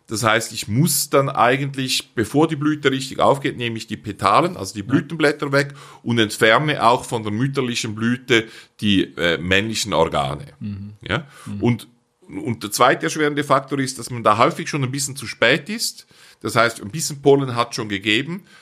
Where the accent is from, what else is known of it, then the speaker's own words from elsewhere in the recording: Switzerland; so gut man sie als Schweizer versteht, wir sind ja